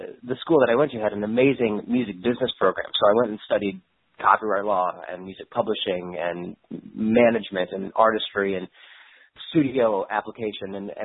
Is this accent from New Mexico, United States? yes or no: yes; Albuquerque, New Mexico, United States; when I was growing up in Albuquerque, New Mexico